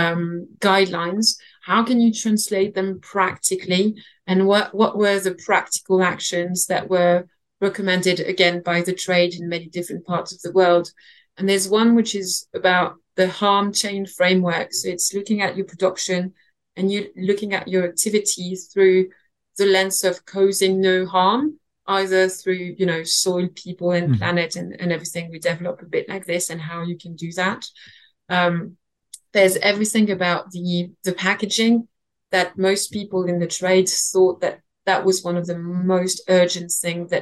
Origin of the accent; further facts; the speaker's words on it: Burgundy, Bourgogne-Franche-Comté, France; moved away as an adult; now in London, United Kingdom; I'm from Burgundy